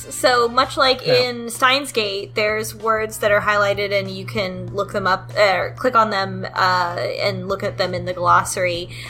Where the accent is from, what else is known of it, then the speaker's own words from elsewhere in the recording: United States; as an American.